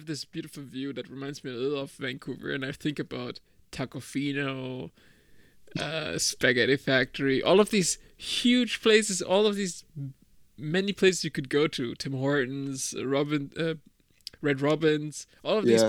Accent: Germany; I'm from Germany

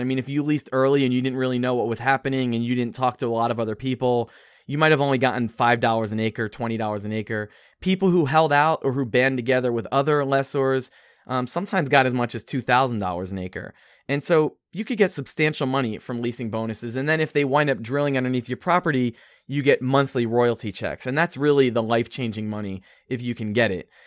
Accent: Philadelphia, Pennsylvania, United States; moved away as an adult; now in New York City, United States; I'm from Philadelphia, and, although I was raised in the suburbs, and I went to college in Philadelphia

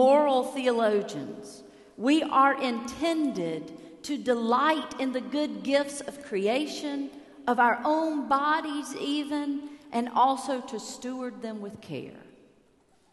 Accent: United States; as an American in Cuba

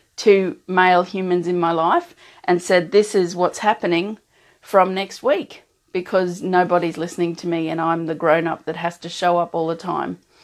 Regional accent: Australia; an Australian who doesn't have that kind of culture in and around

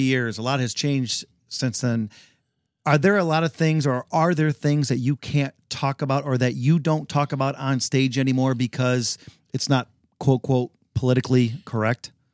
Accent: Detroit, Michigan, United States; I am from the South, the very southern part of Detroit.

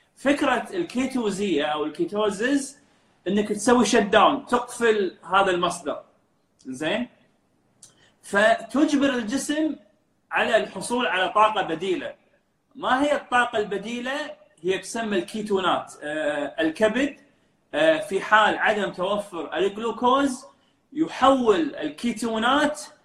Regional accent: Kuwait; also born or lived in Dublin, Ireland; احنا كخليجيين

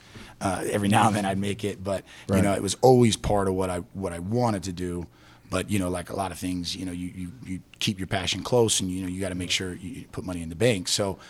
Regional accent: Salt Lake City, Utah, United States; also born or lived in Greece; You know, I was born in Salt Lake City, Utah

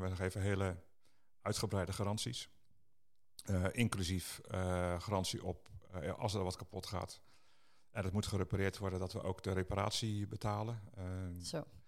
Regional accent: Netherlands; wij Nederlanders

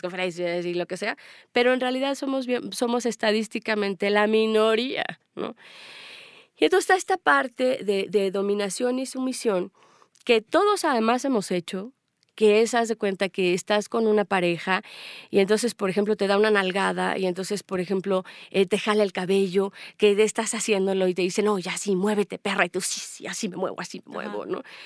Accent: Mexico; also born or lived in Spain; soy mexicana

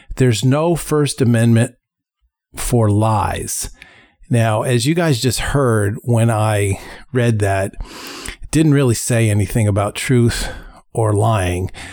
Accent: United States; we as American citizens

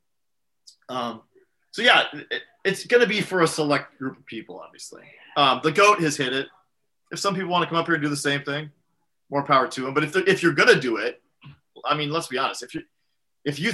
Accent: San Diego, California, United States; San Diego is my hometown

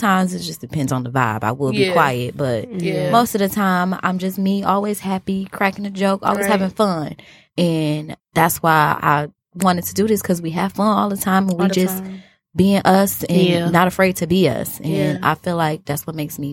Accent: Detroit, Michigan, United States; I'm from Detroit, the West Side, because that is the best side.

